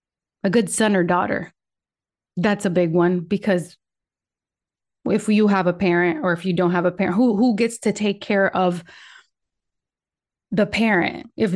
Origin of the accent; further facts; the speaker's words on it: Michigan, United States; first language Spanish; English is a second language; also born or lived in Puerto Rico; I am originally from Puerto Rico, and my first language is Spanish. And that's why I pause sometimes, because sometimes my brain goes in Spanish, sometimes it goes in English. Anyway, I traveled to the United States when I was 9, and I was raised in Michigan